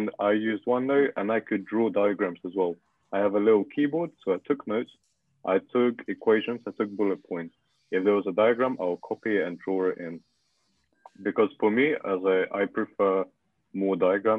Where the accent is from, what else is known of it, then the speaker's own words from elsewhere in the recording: Russia; English is a second language; now in United Kingdom; I'm from Russia, if anyone is curious, and... Yeah. English is not my first language.